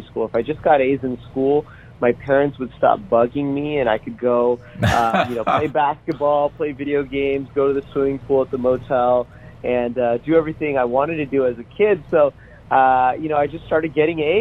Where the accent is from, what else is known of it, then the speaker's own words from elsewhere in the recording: Las Vegas, Nevada, United States; I grew up on Fremont Street in the middle of Vegas